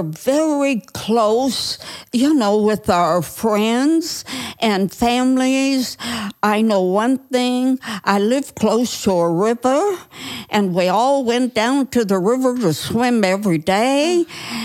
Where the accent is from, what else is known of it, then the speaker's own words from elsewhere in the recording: Newton Falls, Ohio, United States; also born or lived in Youngstown, Ohio; I grew up in a little town called Newton Falls, and that's about 22 miles from Youngstown.